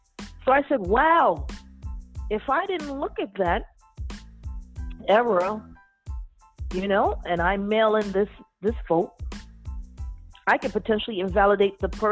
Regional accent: New York City, New York, United States; also born or lived in Bed-Stuy, Brooklyn; I'm originally born and raised in the Bronx, and I've been in Bed-Stuy the past 10 years.

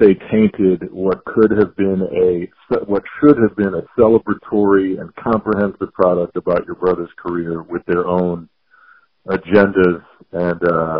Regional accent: Detroit, Michigan, United States; as a 7-year-old growing up in the Detroit, Michigan area

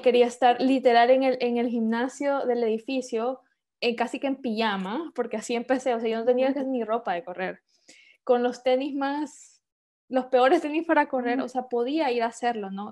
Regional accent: San Pedro Sula, Cortés, Honduras; moved away as an adult; also born or lived in Guatemala; now in Denmark; yo soy hondureña, em, nací y crecí en Honduras, eh, de San Pedro Sula específicamente

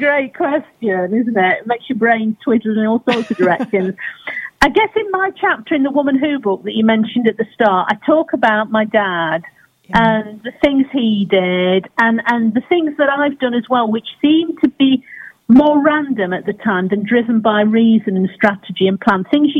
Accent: Burton-on-Trent, West Midlands, United Kingdom; this amazing woman who lived in my hometown, Burton-on-Trent

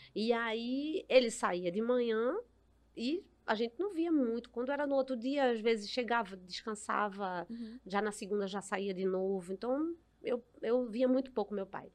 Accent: Recife, Pernambuco, Brazil; minha infância foi toda na, em Casa Amarela, né? Uhum. No Alto do Mandu

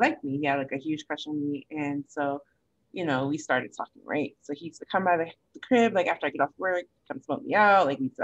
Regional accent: Connecticut, United States; moved away; my hometown in Connecticut

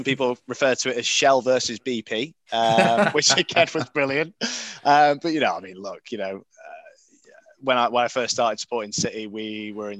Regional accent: Portsmouth, South East England, United Kingdom; I was born in Portsmouth

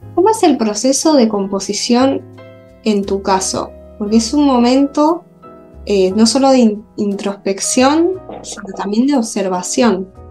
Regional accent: Granada, Andalusia, Spain; moved away as an adult; also born or lived in Madrid; now in Argentina; yo soy española de Granada

